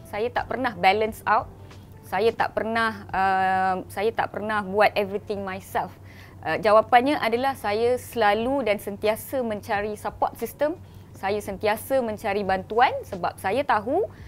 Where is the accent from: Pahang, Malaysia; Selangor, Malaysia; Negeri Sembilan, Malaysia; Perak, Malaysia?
Pahang, Malaysia; Kuantan; saya berasal daripada Kuantan Pahang